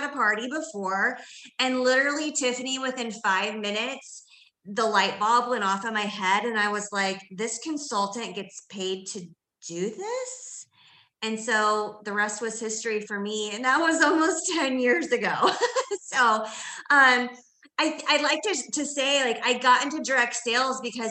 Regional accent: Indiana, United States; also born or lived in Washington, D.C. area / Seattle; now in Indianapolis, United States; I'm a Midwestern girl at heart, born and raised in Indiana

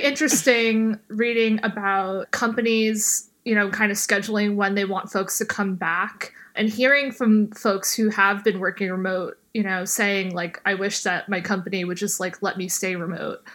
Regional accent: New York City, New York, United States; I'm from Bay Ridge

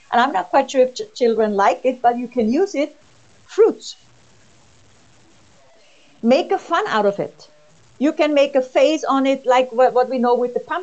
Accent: Austria; also born or lived in United States; I'm from Austria.

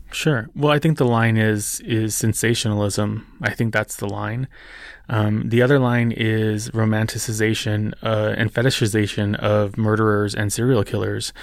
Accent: New Mexico, United States; New Mexico, which is my home state. It's where I live. It's where I was born and raised

